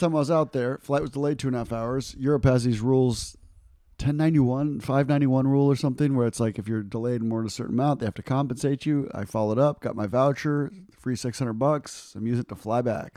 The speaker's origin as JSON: {"language": "English", "country": "United States", "said": "I'm an American."}